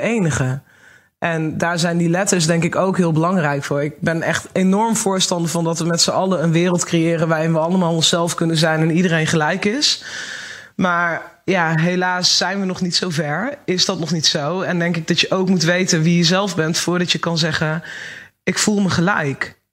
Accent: Achterhoek, Gelderland, Netherlands; Ik kom uit de Achterhoek

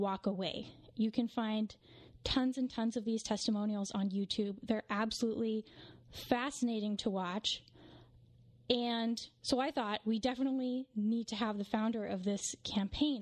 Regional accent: West Coast, United States; a mother and cultural commentator born and raised on the West Coast

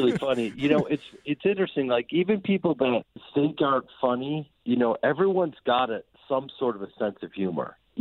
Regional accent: Chicago, Illinois, United States; I'm a guy from Chicago who's a stage actor

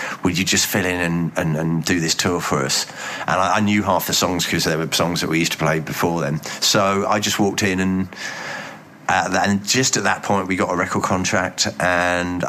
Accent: Reigate, South East England, United Kingdom; moved away as an adult; also born or lived in Bromley / Hull; I was actually born in Bromley, which puts me in with David Bowie and Susie Sue. But I grew up in Reigate, which is in Surrey, a suburban commuter.

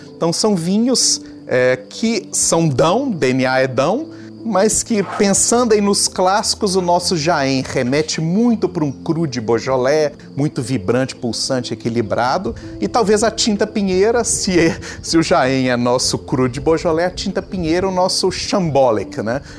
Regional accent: Brazil; now in Portugal; como brasileiros

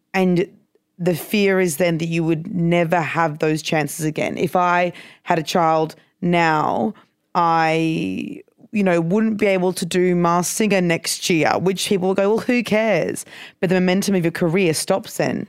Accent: Brisbane, Queensland, Australia; I'm from Brisbane

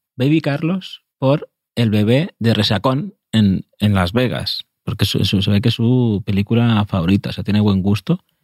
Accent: Spain; no somos los españoles

